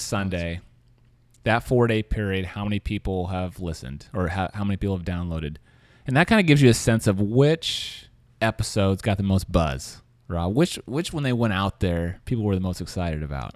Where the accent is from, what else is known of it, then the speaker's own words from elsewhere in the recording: Kansas City, Missouri, United States; now in San Francisco, United States; I'm from Kansas City